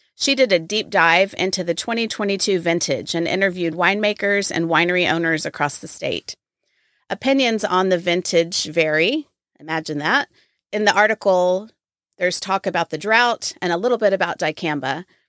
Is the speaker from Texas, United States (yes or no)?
yes; Waco, Texas, United States; I grew up in Waco, and so this is my hometown wine festival